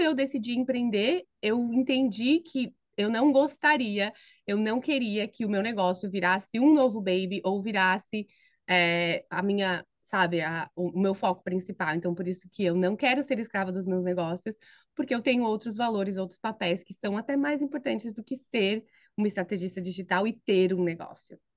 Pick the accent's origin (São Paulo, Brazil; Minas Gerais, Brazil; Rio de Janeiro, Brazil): São Paulo, Brazil; moved away as an adult; also born or lived in Philadelphia area, United States; now in Philadelphia, United States; eu sou paulista da Gema, Uh, cresci e me criei em São Paulo